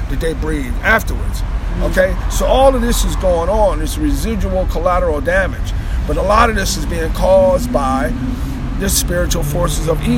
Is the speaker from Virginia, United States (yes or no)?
yes; Arlington, Virginia, United States; I grew up in Arlington.